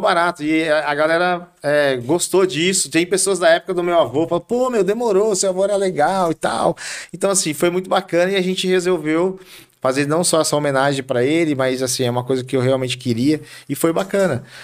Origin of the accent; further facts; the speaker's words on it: Carapicuíba, São Paulo, Brazil; eu nasci em Carapicuíba, em 75, do Santa Clara, Carapicuibano da Gema.